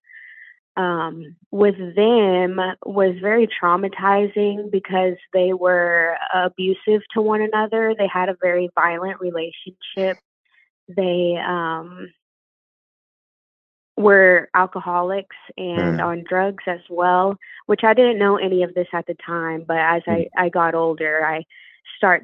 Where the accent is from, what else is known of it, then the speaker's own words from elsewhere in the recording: Cleburne, Texas, United States; In a small town called Cleburne, born and raised.